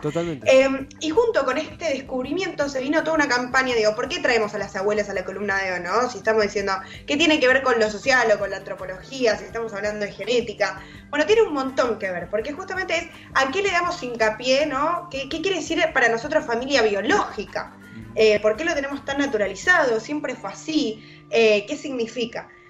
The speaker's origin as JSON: {"language": "Spanish", "country": "Argentina"}